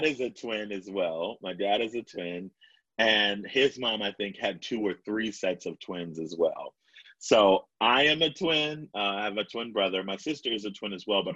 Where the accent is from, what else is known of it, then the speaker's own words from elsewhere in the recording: Baltimore, Maryland, United States; I'm born and raised in Baltimore